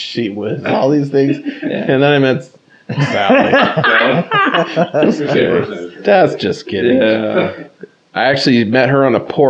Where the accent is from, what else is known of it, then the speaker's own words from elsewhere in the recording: San Diego, California, United States; moved away as an adult; also born or lived in Humboldt County, California; Well, I came from San Diego.